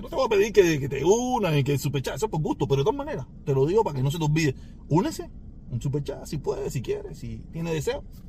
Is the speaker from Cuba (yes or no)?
yes; Cuba; now in United States